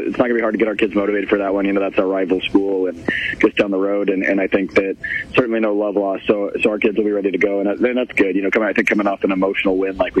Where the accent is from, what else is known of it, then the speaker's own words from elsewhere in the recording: Ames, Iowa, United States; now in Centerville, United States; before I moved to Centerville, I grew up in Ames